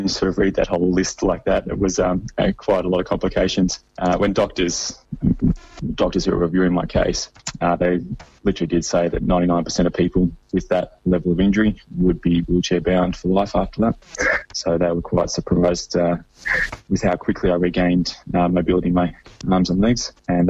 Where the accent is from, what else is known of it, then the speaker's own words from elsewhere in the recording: Sydney, New South Wales, Australia; I'd done a lot of growing up in Sydney